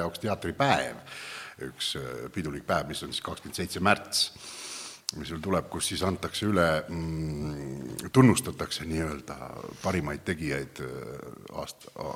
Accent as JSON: {"language": "Estonian", "region": "Viljandi County", "country": "Estonia", "said": "Viljandimaal, kust mina pärit olen"}